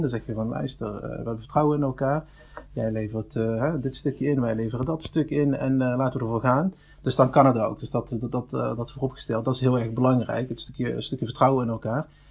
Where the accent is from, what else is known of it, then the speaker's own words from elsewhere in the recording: Venlo, Limburg, Netherlands; 34 jaar, geboren in Venlo